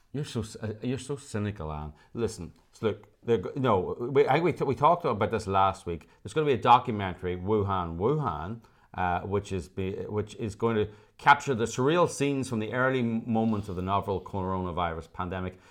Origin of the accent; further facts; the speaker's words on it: Ireland; now in Los Angeles, United States; as Irish people